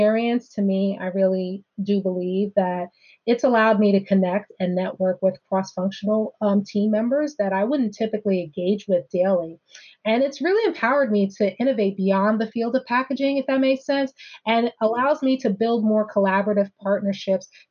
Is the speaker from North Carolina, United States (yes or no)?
no; New Jersey, United States; I'm from Jersey